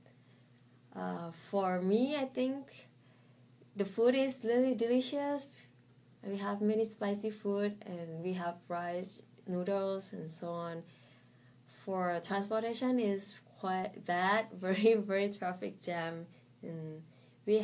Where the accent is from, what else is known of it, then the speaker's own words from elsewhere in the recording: Thailand; English is a second language; moved away as an adult; also born or lived in Bangkok, Thailand; now in Shenzhen, China; my home is a little bit outside Bangkok, not so far. It's like half hour drive. Yes. But when I was in my secondary school, I moved to Bangkok because it has better education and so on. So I live in Bangkok for 10 years.